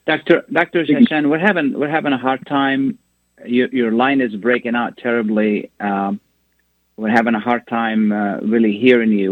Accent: Lebanon; now in United States; I come from a country where people work against each other. I come from Lebanon.

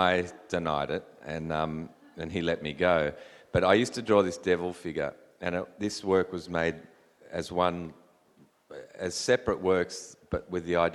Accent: New South Wales, Australia; New South Wales, my home state

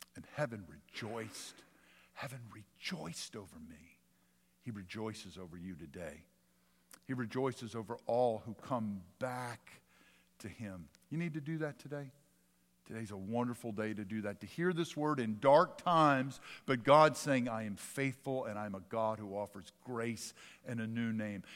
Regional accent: Jackson, United States; My childhood doctor, when I grew up in South Jackson, was Doctor Guess

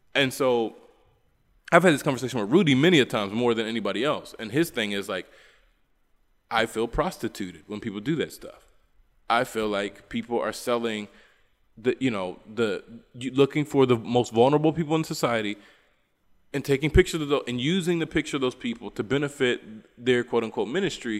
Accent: West Virginia, United States; now in Bolivia; I'm from West Virginia

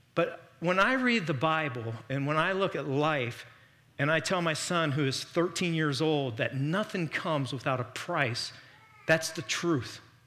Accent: Miami Valley, Ohio, United States; we're from the Miami Valley

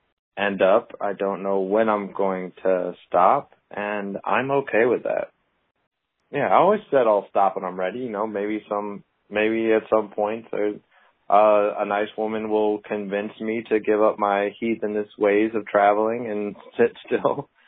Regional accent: Naples, Campania, Italy; also born or lived in United States; Because I grew up overseas, actually, with my dad being in the military. I grew up in Naples, Italy.

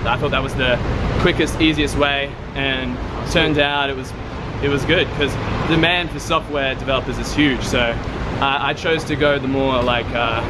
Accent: Brisbane, Queensland, Australia; Yeah, I'm from Brisbane, Australia.

